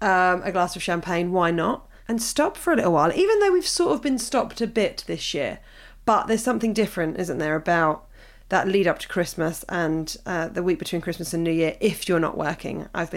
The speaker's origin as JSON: {"language": "English", "town": "Hove", "region": "South East England", "country": "United Kingdom", "tie": "born or raised there", "also_born_or_lived": "Brighton", "said": "I was born in Brighton and grew up in Hove, which on paper, I know from us, must feel like an ideal platform for tolerance, acceptance and freedom."}